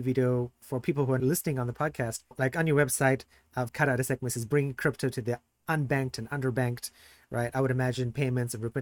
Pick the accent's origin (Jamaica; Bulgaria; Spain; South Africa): South Africa; moved away; I'm originally from South Africa